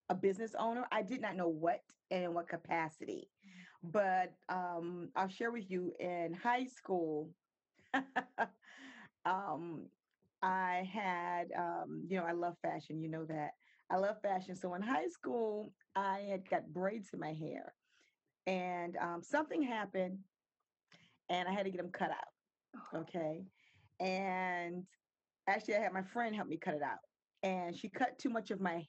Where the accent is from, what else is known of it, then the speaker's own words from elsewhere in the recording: Virginia Beach, Virginia, United States; now in Maryland, United States; I'm originally from Virginia Beach, moved to Maryland in 93